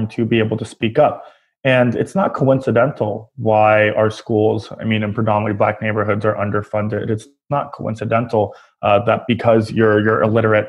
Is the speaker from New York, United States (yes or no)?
yes; New York City, New York, United States; as a New Yorker